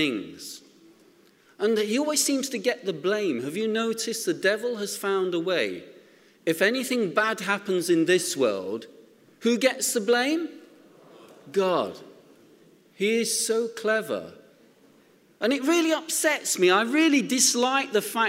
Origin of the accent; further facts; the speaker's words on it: Nottingham, East Midlands, United Kingdom; when I was a young man growing up in Nottingham